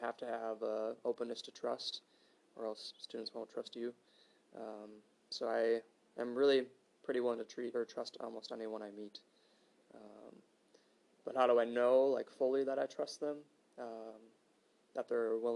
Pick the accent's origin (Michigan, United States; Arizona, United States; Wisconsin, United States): Wisconsin, United States; Hales Corners; moved away as an adult; also born or lived in Minnesota; I'm from Hales Corners, Wisconsin. So I grew up about 15-20 minutes away from downtown